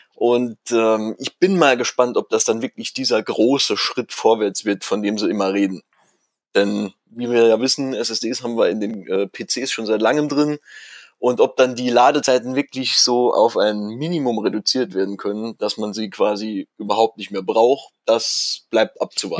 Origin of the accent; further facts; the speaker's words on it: Saarland, Germany; moved away as an adult; now in Ruhr area, Germany; gebürtiger Saarländer. Und als mich mein Job ins Ruhrgebiet äh, verschlagen hat